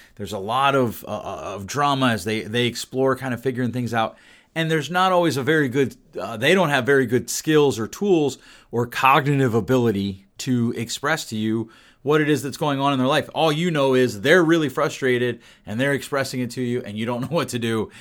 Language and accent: English; Pennsylvania, United States; my home state where I grew up in the P